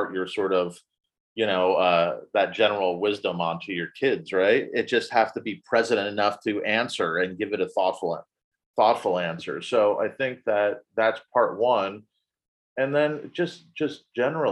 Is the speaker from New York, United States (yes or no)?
no; New Jersey, United States; moved away; I grew up in New Jersey